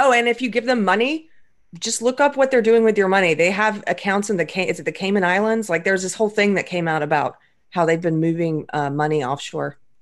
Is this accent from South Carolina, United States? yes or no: yes; South Carolina, United States; moved away; I'm from South Carolina originally